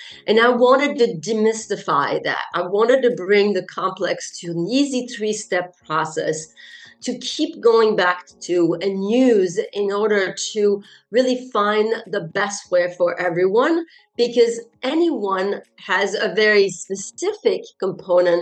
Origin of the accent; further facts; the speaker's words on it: France; first language French; English is a second language; now in Netherlands; I'm French and my mother tongue is, of course, French.